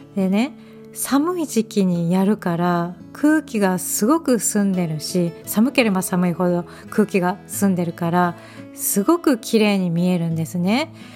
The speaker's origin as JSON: {"language": "Japanese", "region": "Hokkaido", "country": "Japan", "tie": "born or raised there"}